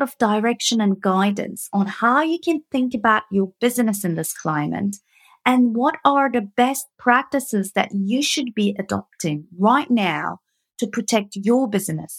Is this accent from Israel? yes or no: no; Turkey; moved away as an adult; now in United Kingdom; I'm coming from Turkey